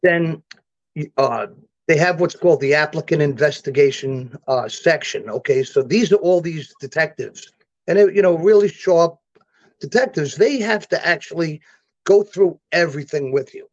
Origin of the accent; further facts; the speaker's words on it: New York City, New York, United States; old school Brooklyn stuff